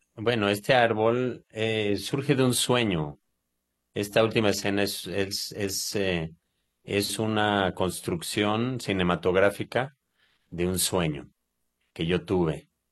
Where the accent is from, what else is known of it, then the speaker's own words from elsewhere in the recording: Mexico; moved away; also born or lived in Israel; yo soy mexicano, yo soy mexicano, a pesar de mi apariencia, este, yo soy absolutamente mexicano. Yo nací en México y viví, pues, mm, cuatro quintas partes de mi vida en México